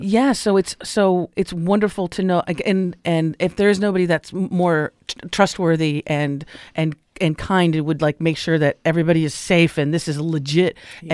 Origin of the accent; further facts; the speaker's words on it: Los Angeles, California, United States; I grew up in Los Angeles in the day